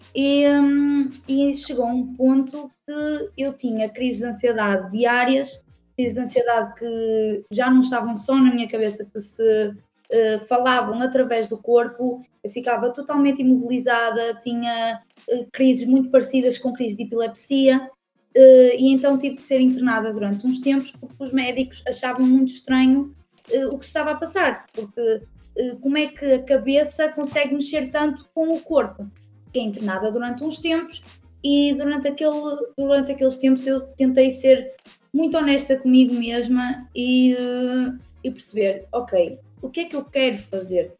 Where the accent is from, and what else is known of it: Tabuaço, Norte, Portugal; born or raised there; also born or lived in Vila Nova de Gaia